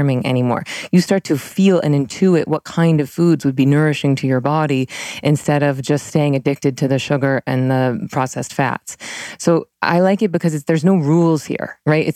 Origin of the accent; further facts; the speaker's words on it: Tallahassee, Florida, United States; I was raised Southern Baptist in Tallahassee, Florida